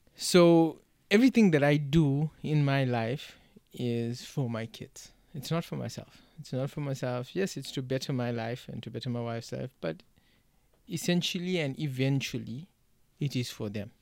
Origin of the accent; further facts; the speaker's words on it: South Africa; now in United States; the way I grew up in South Africa.